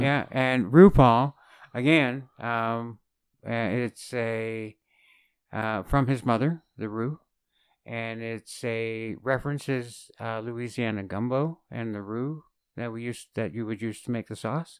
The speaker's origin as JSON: {"language": "English", "country": "Canada", "said": "as a Canadian"}